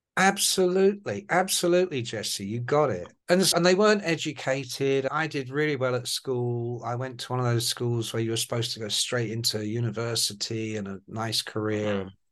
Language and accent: English; England, United Kingdom; accent: Irish; My family are Irish. So my mum and dad were immigrants to England after the Second World War, like so many. And so I grew up with an Irish accent until I went to kindergarten and school